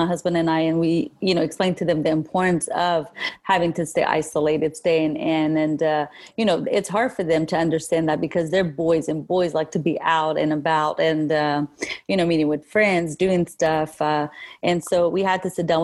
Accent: Kurdistan Region, Iraq; now in Middle Tennessee, United States; I'm originally from Kurdistan, northern Iraq. I moved here 30 years ago, so I call here my home

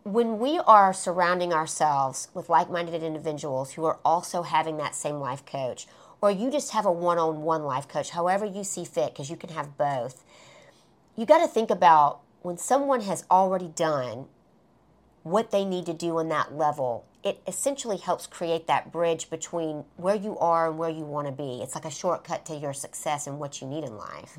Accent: Alabama, United States; moved away; when I would go back home to my hometown in Alabama

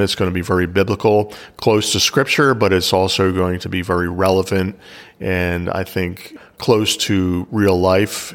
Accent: Pennsylvania, United States; also born or lived in Philadelphia, Pennsylvania; I was basically raised an hour outside of Philadelphia

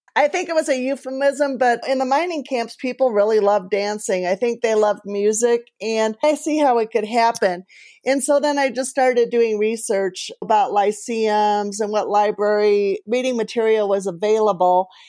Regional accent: Colorado, United States; I'm from Colorado

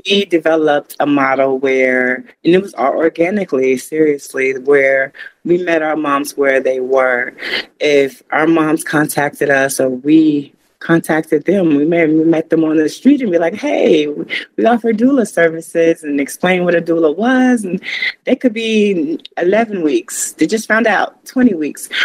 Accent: Chicago, Illinois, United States; also born or lived in Florida; now in Asheville, United States; I was originally born and, and half raised, I say half raised in Chicago, Illinois.

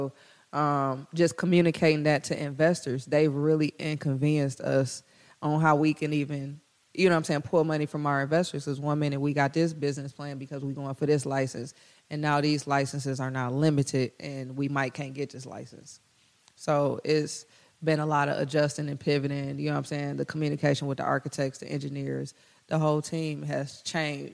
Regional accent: Detroit, Michigan, United States; those who were born and raised in Detroit and like me, like, I could have spent my money buying property anywhere else, but I did it in Detroit, and they still giving me a hassle when I'm from here

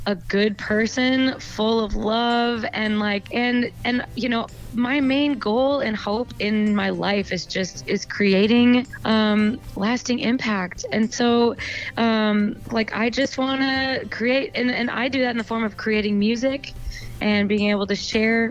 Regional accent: Cannon Falls, Minnesota, United States; moved away; I actually played a show, a concert in my hometown at my high school

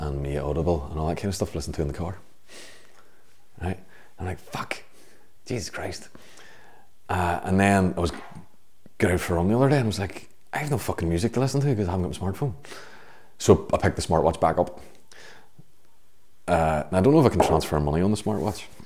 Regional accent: Belfast, Northern Ireland, United Kingdom; when I grew up in Belfast

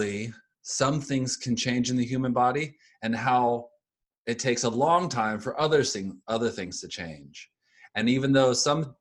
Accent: Houston, Texas, United States; now in San Antonio, United States; I'm from Houston, Texas

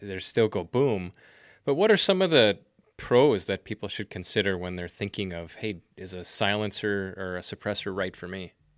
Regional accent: Wisconsin, United States; moved away; I'm originally from Wisconsin, as you know, and my mom lives in the Eau Claire area

